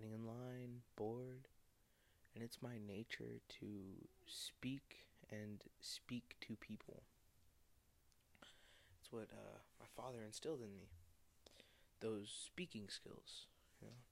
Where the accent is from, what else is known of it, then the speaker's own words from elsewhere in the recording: Arizona, United States; also born or lived in Oxnard, California; growing up in Arizona, but being born in California